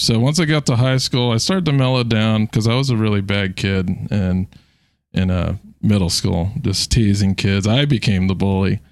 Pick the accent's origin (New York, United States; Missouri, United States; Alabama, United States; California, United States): California, United States; San Diego; now in Virginia, United States; born in San Diego.